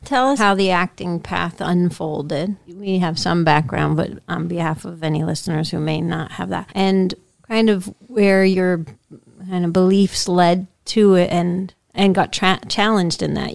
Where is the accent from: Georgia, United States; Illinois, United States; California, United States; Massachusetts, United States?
Massachusetts, United States; Pittsfield; I grew up in Pittsfield